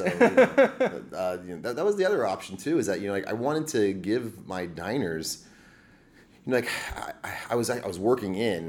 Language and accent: English; Florida, United States; Well, I come from an Army family, so I don't really come from anywhere specifically. You know, I was raised an Army brat, kind of to Central Florida in the early 90s.